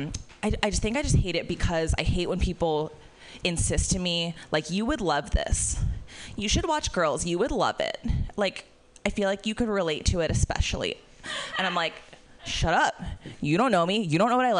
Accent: Florida, United States; I'm from Florida

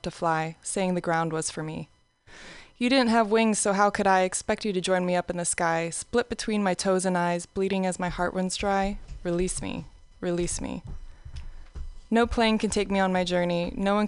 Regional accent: Tucson, Arizona, United States; now in California, United States; growing up in Tucson, Arizona

